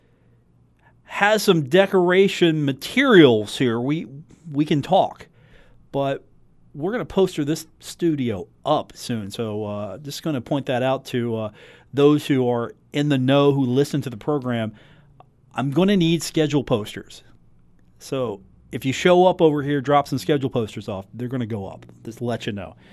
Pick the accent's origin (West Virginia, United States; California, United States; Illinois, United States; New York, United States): West Virginia, United States; Huntington; I'm from Huntington.